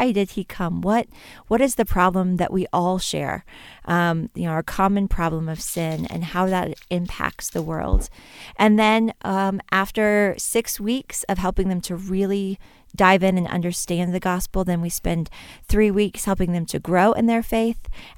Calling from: Boone, North Carolina, United States; I am calling in from Boone, North Carolina, at the headquarters of Samaritans Purse and Operation Christmas Child.

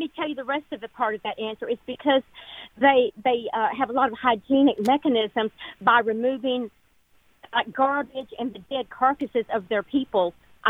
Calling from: McKinney, Texas, United States

